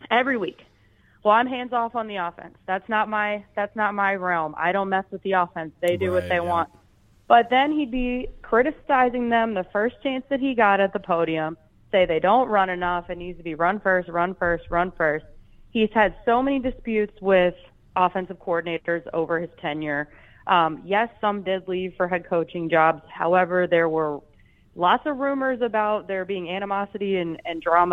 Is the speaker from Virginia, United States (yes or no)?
yes; Richmond, Virginia, United States; now in Minnesota, United States; I grew up in Richmond, Virginia. That is where I was born